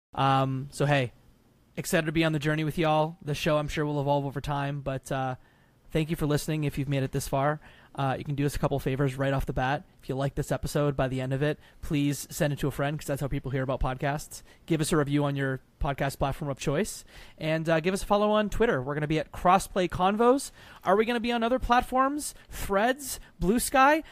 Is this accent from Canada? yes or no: yes; Canada; I'm Canadian. I'm the Canadian between the three of us.